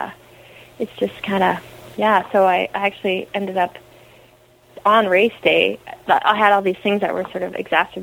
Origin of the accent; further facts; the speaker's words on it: Canada; I'm Canadian